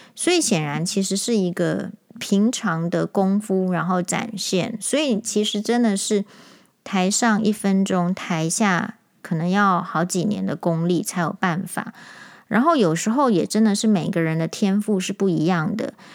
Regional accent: Taiwan; 我们台湾人

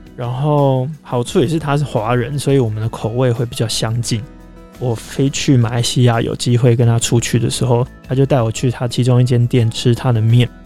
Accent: Taiwan; 我们都是台湾人，但我喜欢的跟你喜欢的一定不一样

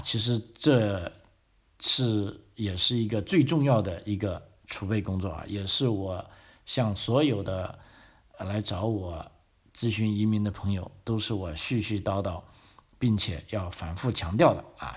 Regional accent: China; moved away as an adult; now in Australia; 我们中国人

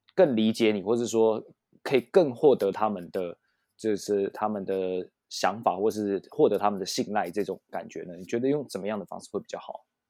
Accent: Taiwan; 一样是身为台湾人

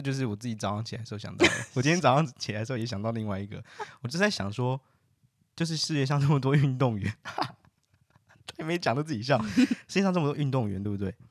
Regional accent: Taiwan; moved away as an adult; now in Netherlands; 我们是台湾人，那我们不能带我们的家人进来，就算我们住在这

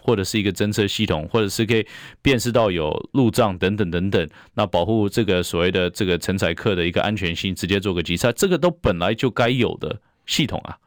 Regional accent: Taiwan; 我们台湾人

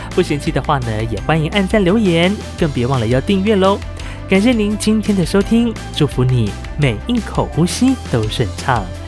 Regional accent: Ji'an, Hualien County, Taiwan; accent: Nanshi Amis; 是是来自花莲吉安这边的阿美族。然后呢，呃，我的方言是属于南式阿美哦

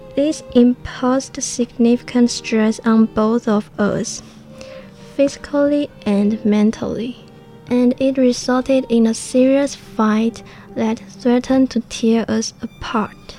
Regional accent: Hualien, Hualien County, Taiwan; English is a second language; also born or lived in Taoyuan; I'm from Hualien

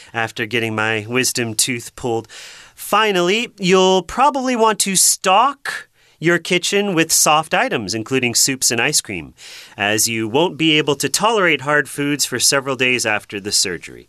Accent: Massachusetts, United States; I come from Massachusetts, and Boston is the big city there

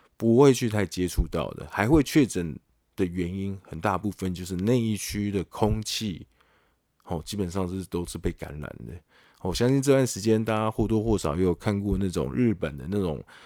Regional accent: Taiwan; 身为台湾人也是要骄傲啦

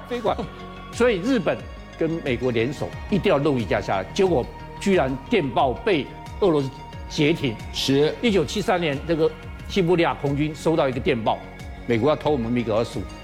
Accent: Taiwan

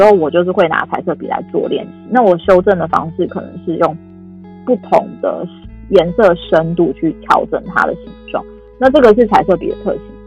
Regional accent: Taiwan; 我们台湾

